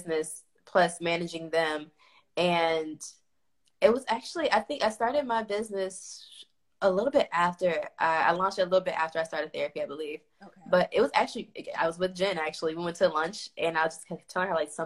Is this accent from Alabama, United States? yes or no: no; Chicago, Illinois, United States; moved away as an adult; also born or lived in the South (college); now in Providence, United States; I'm from Inglewood, South Chicago. So I grew up in the hood